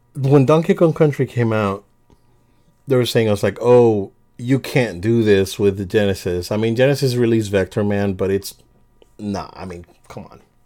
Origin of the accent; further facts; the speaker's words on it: Puerto Rico; moved away; I, I born and raised in Puerto Rico